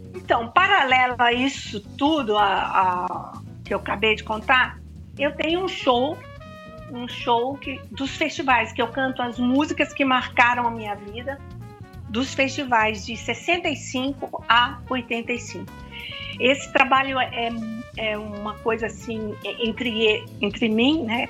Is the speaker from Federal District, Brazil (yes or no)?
no; Campo Grande, Mato Grosso do Sul, Brazil; moved away as an adult; now in São Paulo, Brazil; Campo Grande, a minha cidade natal.